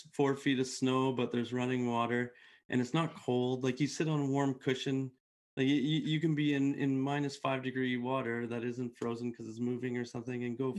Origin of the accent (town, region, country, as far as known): Canada